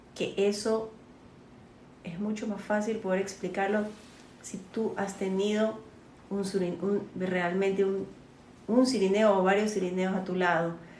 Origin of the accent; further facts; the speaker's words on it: Colombia; now in Guayaquil, Ecuador; yo soy colombiana